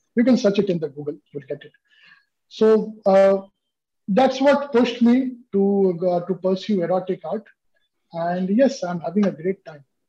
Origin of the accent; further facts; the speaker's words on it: India; I'm from India